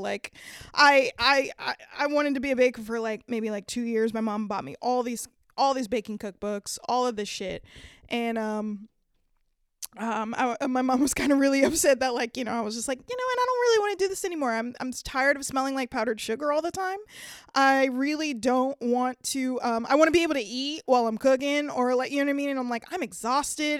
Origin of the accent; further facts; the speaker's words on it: Downey, California, United States; now in San Francisco, United States; Growing up in L A, um, was pretty great. I'm not gonna lie. Um, I actually lived in the suburbs, um, of a t, a city called Downey, Downey, California